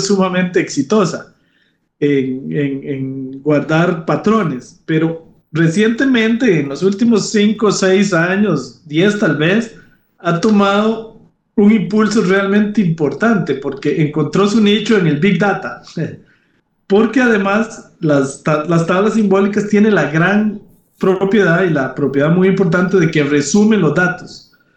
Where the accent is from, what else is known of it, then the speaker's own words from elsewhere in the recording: Grecia, Alajuela, Costa Rica; moved away as an adult; also born or lived in San José, Costa Rica / France; yo soy originario de, Grecia, Alajuela, Costa Rica. Este, y pues ahí hice mis estudios de primaria y secundaria